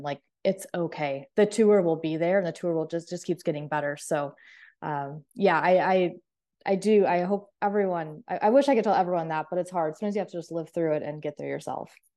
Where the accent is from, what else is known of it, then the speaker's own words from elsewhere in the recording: Clark, South Dakota, United States; moved away; I grew up in Clark, South Dakota, which is a population of twelve hundred people